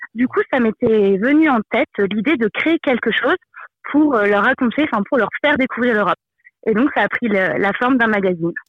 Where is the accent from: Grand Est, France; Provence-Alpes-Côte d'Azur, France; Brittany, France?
Grand Est, France; Moselle; Je viens de, de Moselle et c'est vrai que du coup c'est une région qui est proche euh, à la fois du Luxembourg, de la Belgique, de l'Allemagne